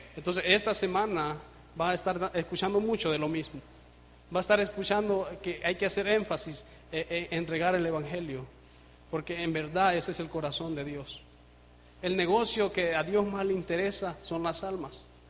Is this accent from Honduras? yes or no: yes; Honduras; soy de Honduras, el país cinco estrellas